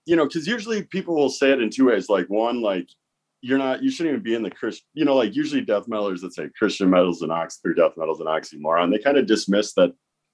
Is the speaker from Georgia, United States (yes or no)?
no; Wisconsin, United States; I grew up in Wisconsin, so that's what Wisconsin kids